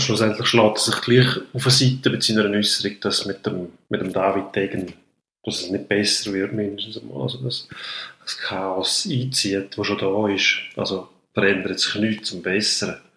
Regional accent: Switzerland; bei uns in der Schweiz.

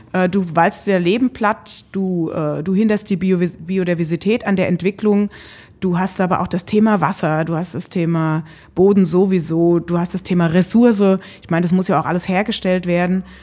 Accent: Rheinhessen, Rhineland-Palatinate, Germany; meine Heimat und mein Wirken ist in Rheinhessen, also in den Hügeln

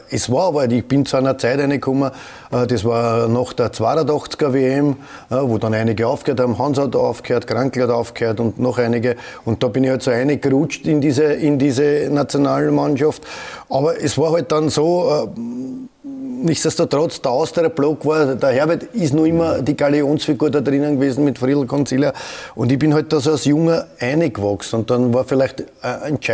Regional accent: Vienna, Austria; Jeder, ich komme aus Edlersee und dann der Strebersdorf.

